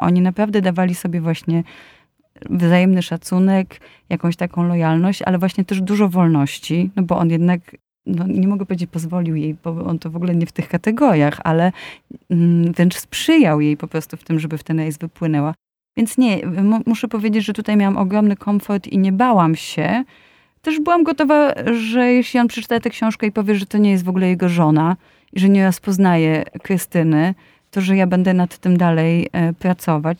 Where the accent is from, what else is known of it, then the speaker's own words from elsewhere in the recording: Łódź, Łódź Voivodeship, Poland; Jestem z Łodzi i pod Łodzią w Pabianicach e, byli e, harcerzy, którzy byli e, właśnie żeglarzami i moja mama mnie tam zapisała